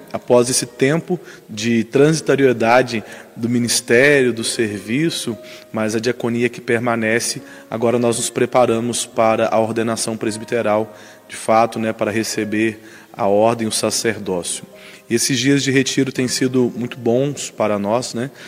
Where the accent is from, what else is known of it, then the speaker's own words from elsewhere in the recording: Coronel Pacheco, Minas Gerais, Brazil; lá na minha cidade, em Coronel Pacheco, na paróquia São Vicente de Paulo